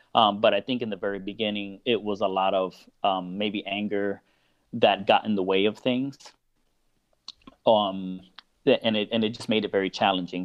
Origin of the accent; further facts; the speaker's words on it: Miami, Florida, United States; moved away as an adult; now in Orlando, United States; I'm originally from Miami, um, and I've actually moved to Orlando about four or five years ago. Um, but Miami is my home